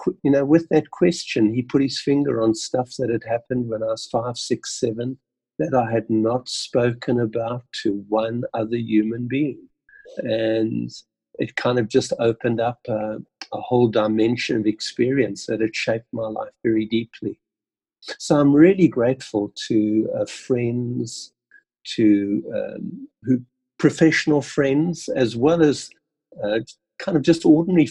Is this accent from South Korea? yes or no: no; Port Elizabeth, Eastern Cape, South Africa; Being born in South Africa, Port Elizabeth, growing up in PE in a very, very ordinary family, living in 16 different homes in my first 17 years.